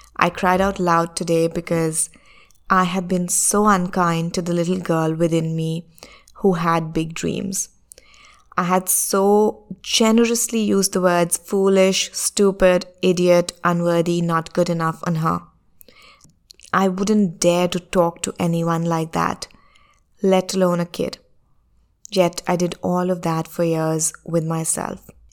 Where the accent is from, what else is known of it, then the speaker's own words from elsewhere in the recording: India; my home country, which is India